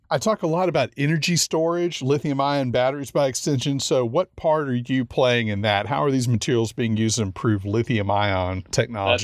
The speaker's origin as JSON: {"language": "English", "region": "Louisiana", "country": "United States", "said": "I'm from Louisiana."}